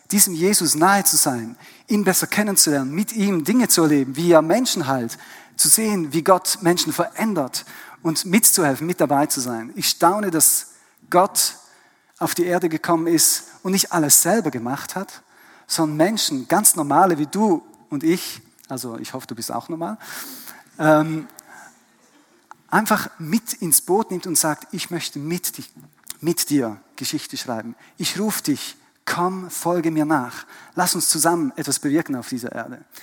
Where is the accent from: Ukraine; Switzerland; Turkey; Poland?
Switzerland; born or raised there; also born or lived in Germany / Vienna, Austria